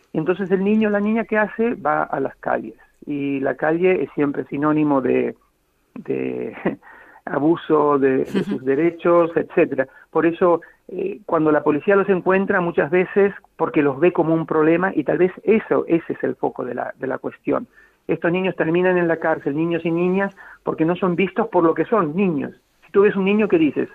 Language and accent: Spanish; Bahía Blanca, Buenos Aires Province, Argentina; moved away as an adult; now in Sierra Leone; el patio salesiano donde crecí en el Colegio Don Bosco, en Bahía Blanca